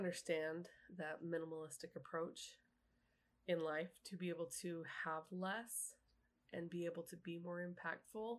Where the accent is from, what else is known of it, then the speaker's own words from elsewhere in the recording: Utah, United States; now in Kentucky, United States; I was from Utah